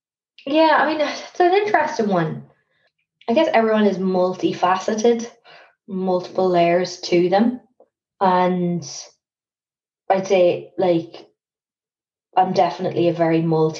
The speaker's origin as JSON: {"language": "English", "country": "Ireland", "lives_now": "London, United Kingdom", "said": "I think you can, like, there are certain things you can get away with as an Irish person."}